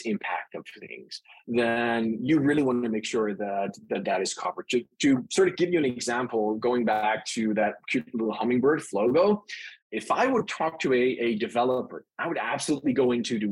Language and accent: English; Netherlands; accent: Dutch; moved away as an adult; now in California, United States; So my accent is Dutch. I was born and raised in the Netherlands and moved to the US to the great state of California in, I think it was 2015.